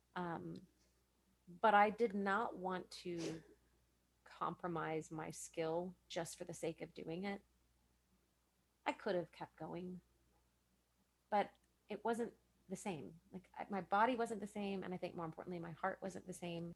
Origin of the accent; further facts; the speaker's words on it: Richardson, Texas, United States; I grew up in Richardson